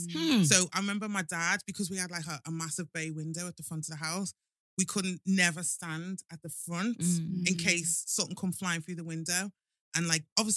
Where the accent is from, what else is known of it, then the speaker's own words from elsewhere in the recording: Liverpool, North West England, United Kingdom; accent: Scouse; growing up in Liverpool, do you know what? Liverpool's a really, really good city. It's amazing, like Scousers. Mm. They're just lovable. I'm not just saying that because I am a Scouser